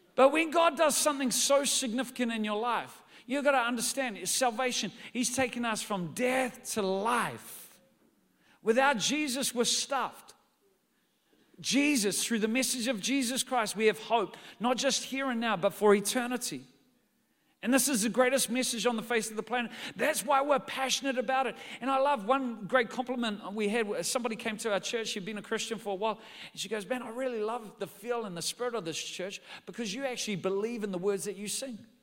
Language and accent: English; New Zealand; I'm from New Zealand.